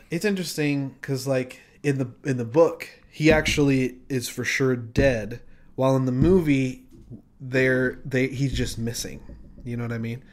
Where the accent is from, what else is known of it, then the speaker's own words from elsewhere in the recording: Utah, United States; growing up in Utah